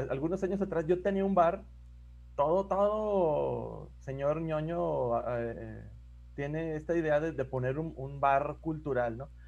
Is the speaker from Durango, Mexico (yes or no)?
yes; Gómez Palacio, Durango, Mexico; actualmente ocupo un puesto político en el gobierno de, de mi ciudad natal, Gómez Palacio, y pues hago gestoría cultural ahí